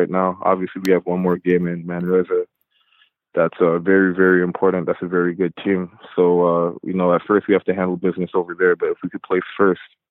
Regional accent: Toronto, Ontario, Canada; also born or lived in Whitby; I watched Vince Carter growing up in Toronto

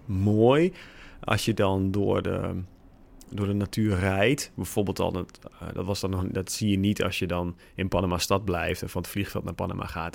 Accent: Netherlands; wij hebben daar geen controle over als Nederlanders

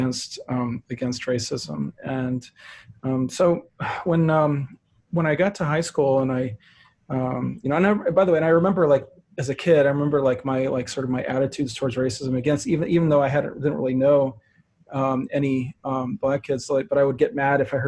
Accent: St. Louis, Missouri, United States; I am from St. Louis, Missouri, and that's where I converted. I grew up in family

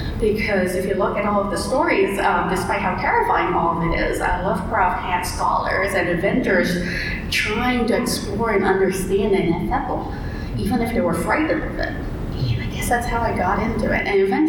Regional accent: Malaysia; moved away as an adult; So I grew up in Malaysia, stayed there, lived there until I was about 25 or so, and ended up nomadic for 10 years, bouncing between countries every 3 months, couch surfing.

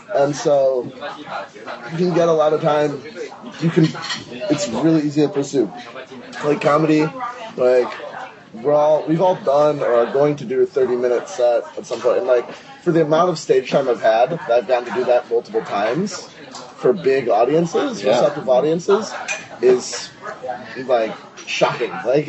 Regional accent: Chicago, Illinois, United States; I'm from Chicago.

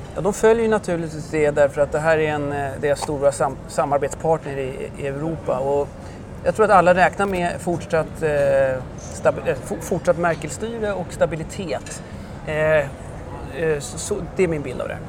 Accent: Sweden; moved away as an adult; now in France; som svensk efter två år i Frankrike

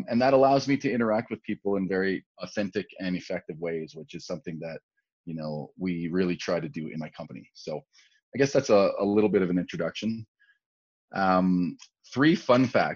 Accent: Calgary, Alberta, Canada; also born or lived in Edmonton; I grew up in Calgary.

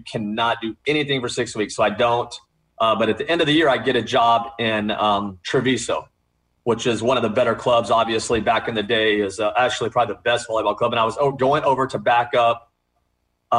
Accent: Texas, United States; moved away as an adult; also born or lived in California; grew up in Texas

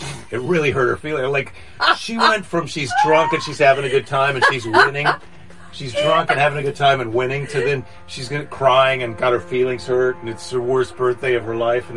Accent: Iowa, United States; now in California, United States; I'm from Iowa

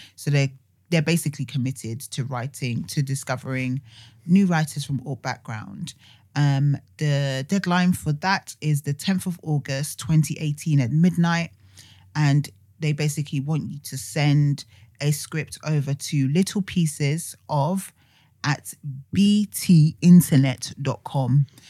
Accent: Nigeria; because I'm Nigerian.

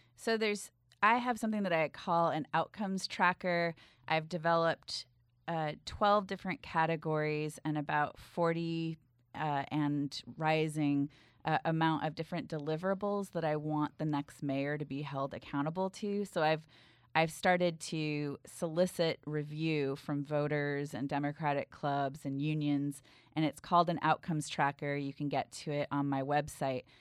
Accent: Bay Area, California, United States; I grew up in the Bay Area

